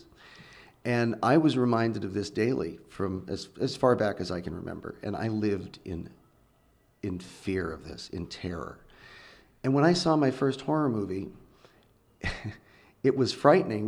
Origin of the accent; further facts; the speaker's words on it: Redding, California, United States; I grew up in Northern California in the Redding area